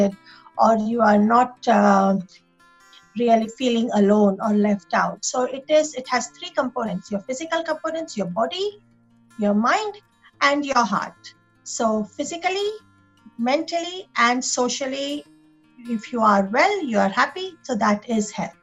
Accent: India; moved away as an adult; now in Sydney, Australia; I was born and raised in India. I come from a small group of island in southeast of India. So not from mainland of India.

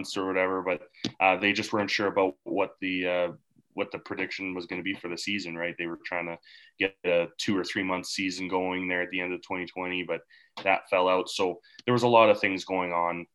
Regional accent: Canada; also born or lived in Regina

